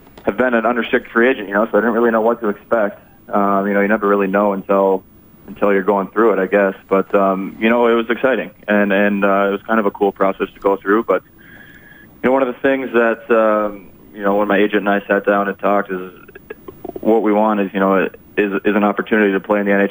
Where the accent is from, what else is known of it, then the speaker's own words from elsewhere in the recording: Upper Peninsula of Michigan, United States; born and raised in the Upper Peninsula of Michigan